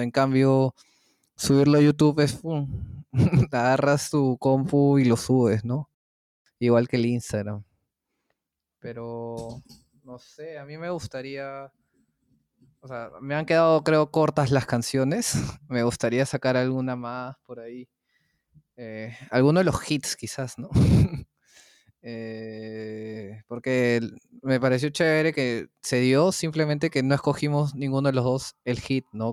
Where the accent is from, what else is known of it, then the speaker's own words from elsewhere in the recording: Peru; ¿qué es esta música que se ha hecho en mi país?